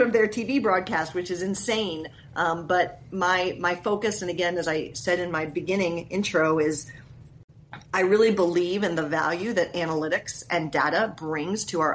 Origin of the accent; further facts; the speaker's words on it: Columbus, Ohio, United States; now in Seattle, United States; I had moved back to my hometown at the time, which was Columbus, Ohio